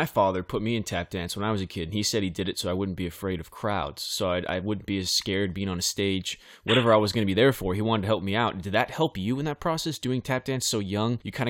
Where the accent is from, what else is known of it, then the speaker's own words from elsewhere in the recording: Central California, United States; Central California, where my hometown is